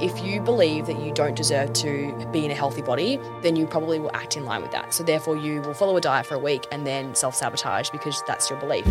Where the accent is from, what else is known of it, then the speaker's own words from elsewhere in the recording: Tasmania, Australia; now in Melbourne, Australia; I grew up in Tassie